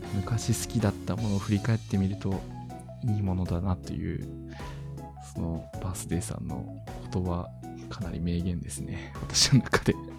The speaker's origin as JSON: {"language": "Japanese", "region": "Miyazaki", "country": "Japan", "tie": "born or raised there", "said": "私の地元宮崎"}